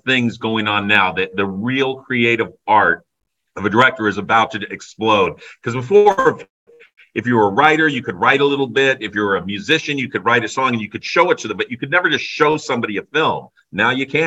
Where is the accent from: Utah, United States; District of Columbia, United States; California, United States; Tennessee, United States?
California, United States; Burbank; I grew up in Burbank, so over the hill was Hollywood